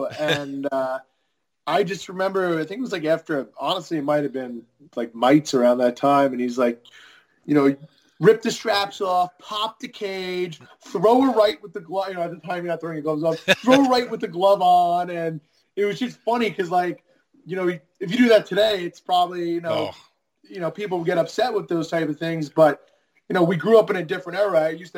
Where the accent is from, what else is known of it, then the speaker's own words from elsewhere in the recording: Kings Park, New York, United States; moved away as an adult; We're people from New York, Long Island.